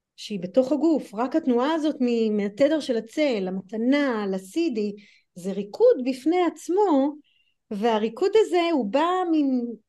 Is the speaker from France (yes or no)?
no; United States; accent: American; Hebrew is a second language; also born or lived in Europe; now in Israel; כמו שאתם שומעות מהמבטא שלי אז אני אמריקאית וחייתי גם באירופה וגם בארצות הברית